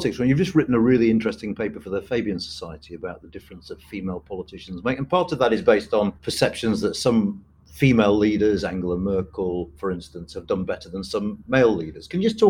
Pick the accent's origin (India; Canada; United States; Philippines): India; Kerala; I'll do a little shout out for my home state of Kerala now, which is a matriarchal society where women sort of seem to run everything.